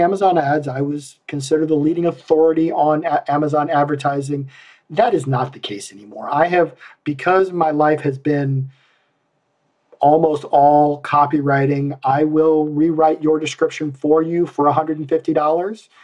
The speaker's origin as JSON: {"language": "English", "region": "Iowa", "country": "United States", "said": "I'm from Iowa because nobody uses the word bushel"}